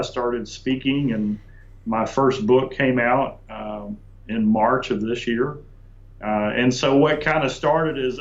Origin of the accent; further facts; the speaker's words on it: Dallas, Texas, United States; also born or lived in Columbia, South Carolina; I was born in Columbia, South Carolina, but raised in Dallas, Texas. We moved to Dallas when I was 3, so it's really the only place I know.